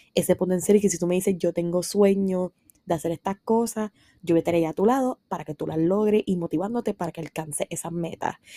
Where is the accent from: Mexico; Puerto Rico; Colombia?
Puerto Rico; San Sebastián; yo soy de San Sebastián, vivo en San Sebastián